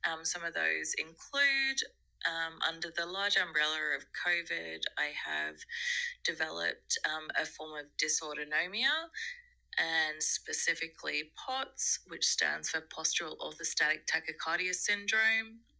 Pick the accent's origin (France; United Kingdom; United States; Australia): Australia; now in South Africa; I am Australian, but I live in South Africa.